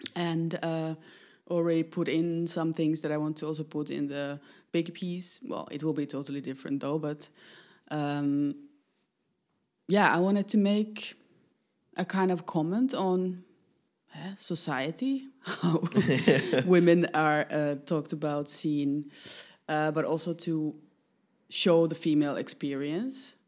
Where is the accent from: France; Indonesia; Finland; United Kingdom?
Finland; moved away as an adult; now in Netherlands; I'm coming originally from Finland. I've lived 20, more than 25 years in, in the Netherlands, making work.